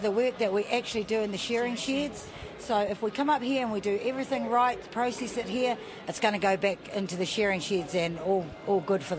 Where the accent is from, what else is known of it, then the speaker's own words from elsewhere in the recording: Masterton, Wellington, New Zealand; I'm from Masterton.